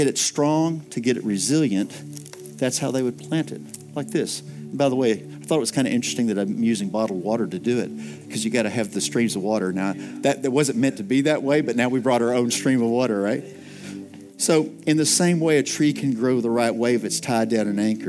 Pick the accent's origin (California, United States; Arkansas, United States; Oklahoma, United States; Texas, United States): Texas, United States; I'm from West Texas, so I can appreciate that.